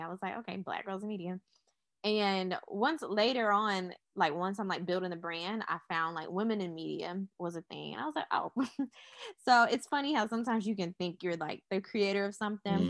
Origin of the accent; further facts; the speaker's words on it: Charlotte, North Carolina, United States; I'm from Charlotte, North Carolina. I was born here